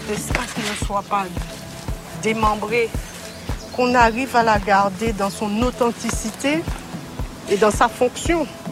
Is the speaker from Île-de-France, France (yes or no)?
no; Pau, Nouvelle-Aquitaine, France; je suis né à Pau